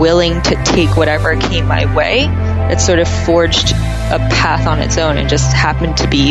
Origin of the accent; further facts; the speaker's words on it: Pennsylvania, United States; now in Shanghai, China; I'm from Pennsylvania, really close to Amish country